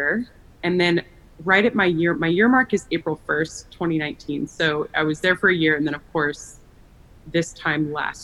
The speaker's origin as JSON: {"language": "English", "town": "Austin", "region": "Texas", "country": "United States", "also_born_or_lived": "Chicago / Los Angeles", "moved": "as an adult", "said": "I am from Austin, Texas, and that is where I'm based"}